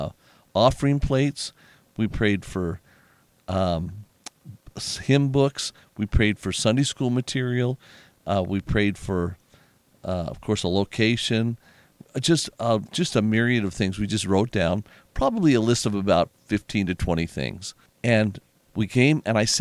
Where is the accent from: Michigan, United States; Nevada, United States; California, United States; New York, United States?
Nevada, United States; Las Vegas; born or raised there